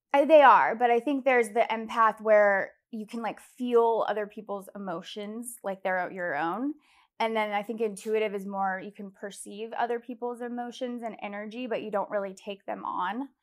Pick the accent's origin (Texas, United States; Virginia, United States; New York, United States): Virginia, United States; Fairfax; I was born in Virginia, Fairfax, Virginia